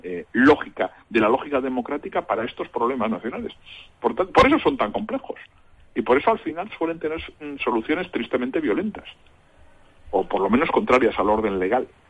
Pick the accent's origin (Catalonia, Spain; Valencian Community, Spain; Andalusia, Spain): Catalonia, Spain; soy tan catalán como cualquier otro